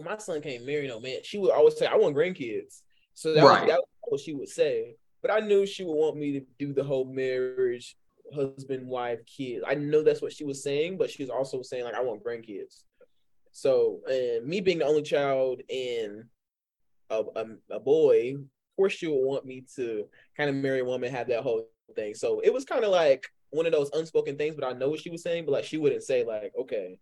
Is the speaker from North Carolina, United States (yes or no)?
yes; Belmont, North Carolina, United States; also born or lived in Gastonia, North Carolina / Kings Mountain, North Carolina; I'm from Belmont, North Carolina. Even further than that, I would just say Gaston County. I've lived in many places within Gaston County